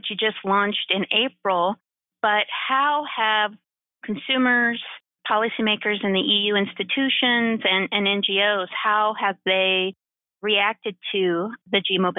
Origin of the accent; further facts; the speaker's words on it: United States; I'm American. I'm not in Europe.